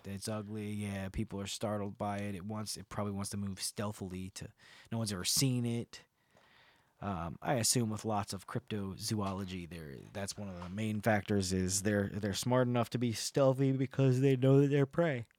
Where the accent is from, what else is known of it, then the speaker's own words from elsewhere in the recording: New Jersey, United States; I'm from New Jersey.